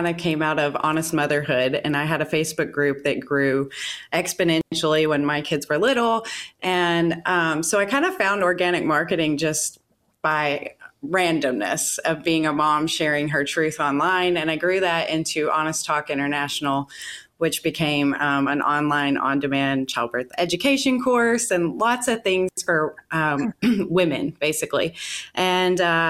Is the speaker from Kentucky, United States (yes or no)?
yes; Western Kentucky, United States; moved away as an adult; also born or lived in Seattle / Las Vegas; my hometown here in Kentucky, in Western Kentucky.